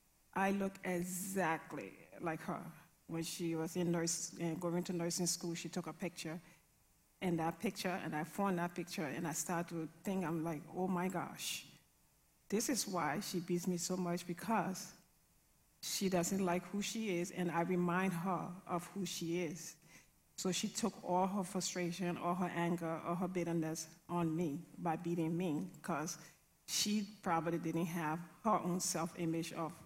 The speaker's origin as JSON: {"language": "English", "country": "Liberia", "tie": "born or raised there", "said": "I grew up in a violent, abusive, alcoholic home."}